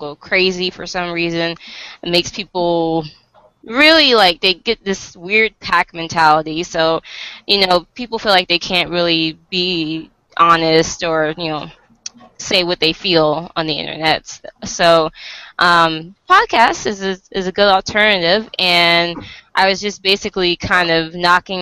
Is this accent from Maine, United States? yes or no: no; Virginia, United States; I'm from the US. I'm from Virginia